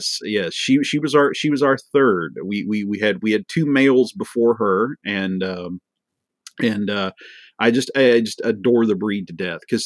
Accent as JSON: {"language": "English", "country": "United States", "said": "as an American"}